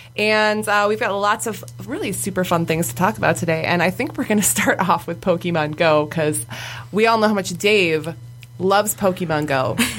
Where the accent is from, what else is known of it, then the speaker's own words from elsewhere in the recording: Wyandotte, Michigan, United States; we're from downriver, so like uh, we're from Wyandotte